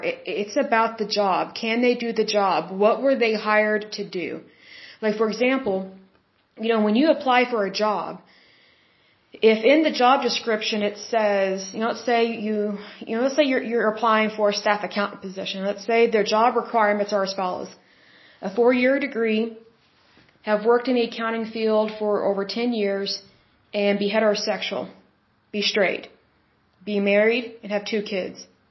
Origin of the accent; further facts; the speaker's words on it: Oklahoma, United States; I'm from Oklahoma.